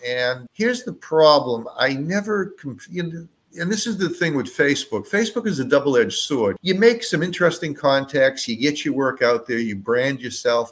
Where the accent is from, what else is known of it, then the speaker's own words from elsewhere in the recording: Boston, Massachusetts, United States; moved away as an adult; now in Los Angeles, United States; when I was a kid uh, growing up in mm. Boston